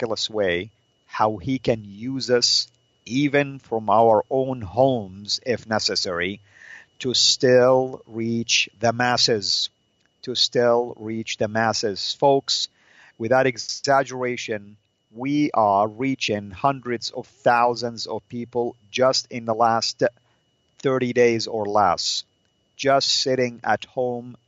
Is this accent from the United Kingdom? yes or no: no; Saudi Arabia; moved away; my traditional dress, the Saudi dress